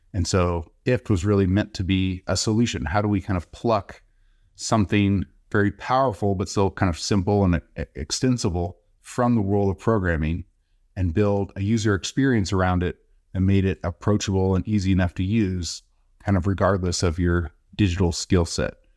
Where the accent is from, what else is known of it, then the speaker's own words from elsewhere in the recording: Texas, United States; moved away as an adult; also born or lived in Bay Area, California; I'm originally from Texas, came out to California, Bay Area for school